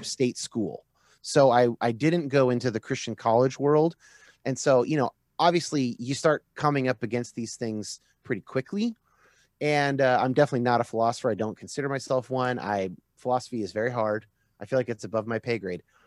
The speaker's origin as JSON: {"language": "English", "region": "Northern California", "country": "United States", "tie": "born or raised there", "said": "I was raised what I like to call kinda like moderate California evangelical"}